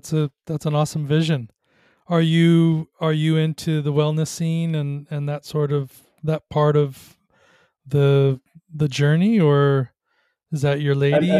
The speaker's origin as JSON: {"language": "English", "region": "Southern California", "country": "United States", "tie": "born or raised there", "said": "growing up in Southern California, we get big surf"}